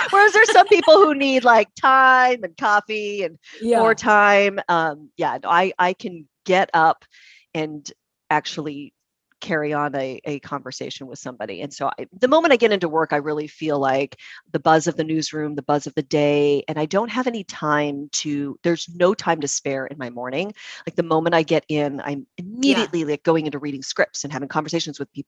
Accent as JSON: {"language": "English", "town": "Puyallup", "region": "Washington", "country": "United States", "tie": "born or raised there", "also_born_or_lived": "Syracuse, New York / Las Vegas, Nevada", "lives_now": "Seattle, United States", "said": "I was born and raised in Puyallup. Down in Pierce County"}